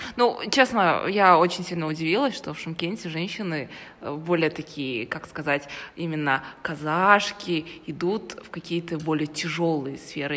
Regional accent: Karaganda, Karaganda Region, Kazakhstan; я с Караганды

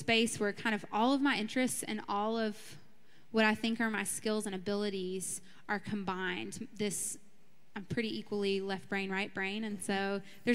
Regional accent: Birmingham, Alabama, United States; I grew up in Birmingham, Alabama, in a suburb of Birmingham, grew up Southern Baptist

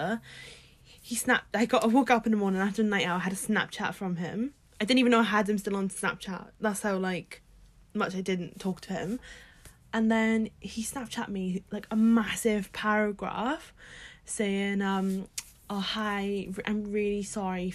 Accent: Swansea, Wales, United Kingdom; I'm from Swansea.

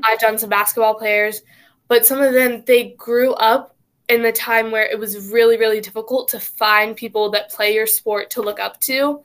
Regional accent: Cary, North Carolina, United States; born or raised there

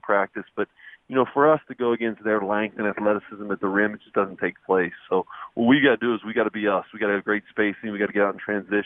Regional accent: Northern Kentucky, United States; I'm from Northern Kentucky

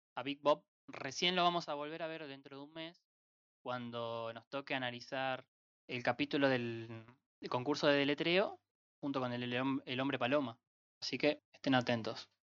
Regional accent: Entre Ríos, Argentina; de Entre Ríos

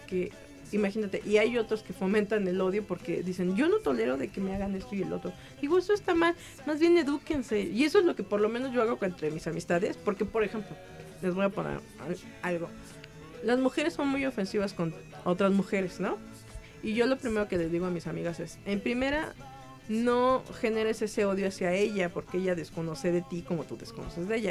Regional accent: Mexico; así somos los mexicanos

